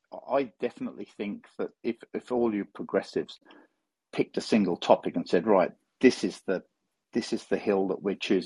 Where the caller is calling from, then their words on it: Australia; also born or lived in United Kingdom; I'm calling in from Australia.